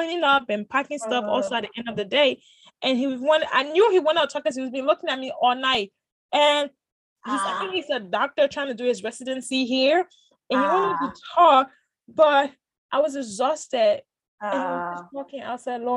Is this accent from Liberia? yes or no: yes; Liberia; being a Liberian